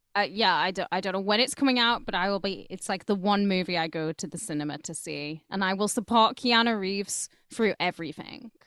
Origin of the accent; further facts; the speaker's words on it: United Kingdom; we're all British